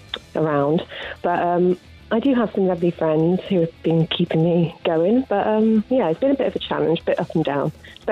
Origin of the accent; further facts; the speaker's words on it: Bristol, South West England, United Kingdom; I'm from Bristol, and I'm a graphic designer.